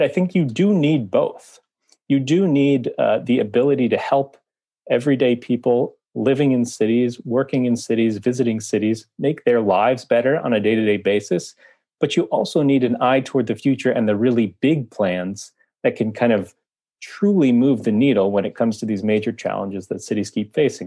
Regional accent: Washington, District of Columbia, United States; now in New York, United States; I've been in New York more than fifteen years now, although I'm originally from Washington, D C

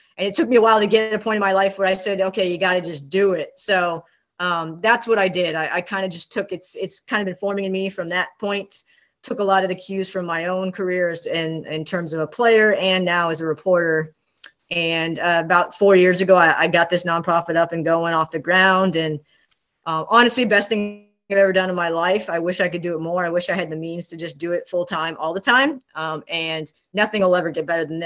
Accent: Ventura, California, United States; I grew up in Southern California, Ventura, California. Shout out to the 805

